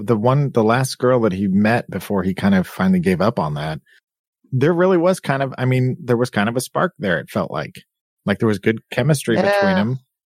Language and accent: English; United States; as a you know, Westerner, as an American